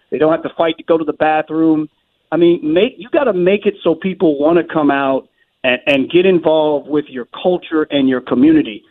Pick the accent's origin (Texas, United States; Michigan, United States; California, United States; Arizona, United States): Michigan, United States; Detroit; moved away; I'm from Detroit. I grew up right outside Detroit